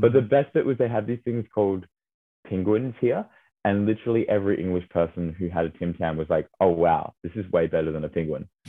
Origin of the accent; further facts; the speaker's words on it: Australia; moved away as an adult; now in Cambridge, United Kingdom; me and another master student are both from Australia.